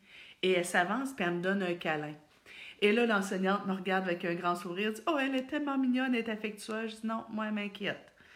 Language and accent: French; Thetford Mines, Quebec, Canada; je viens de Thetford